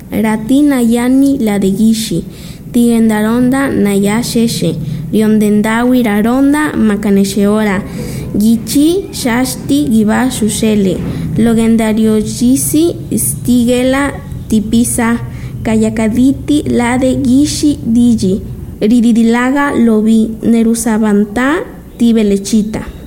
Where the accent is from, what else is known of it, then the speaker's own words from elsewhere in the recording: Ciudad Ixtepec, Oaxaca, Mexico; tengo 12 años de edad … nací en Ciudad Iztepec, Oaxaca